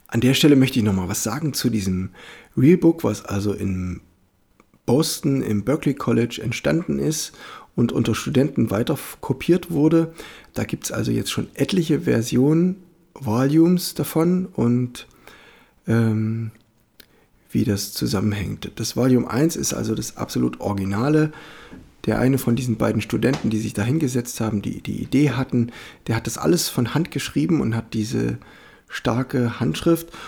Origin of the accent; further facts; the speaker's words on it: Germany; als Europäer oder als Deutscher